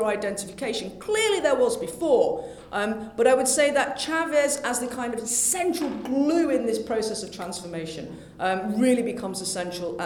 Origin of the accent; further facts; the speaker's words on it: United Kingdom; being British